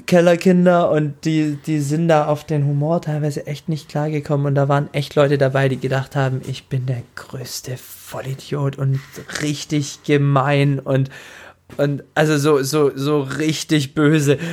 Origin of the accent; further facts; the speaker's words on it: Tübingen area, Baden-Württemberg, Germany; über Tübingen geredet und ich komme ja da direkt aus der Ecke